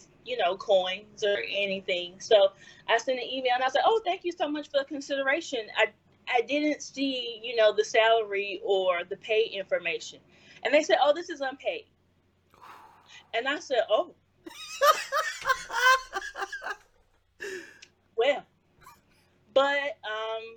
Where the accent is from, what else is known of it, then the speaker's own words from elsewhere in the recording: Columbia, South Carolina, United States; moved away as an adult; now in Washington, D.C. area, United States; I was born and raised in Columbia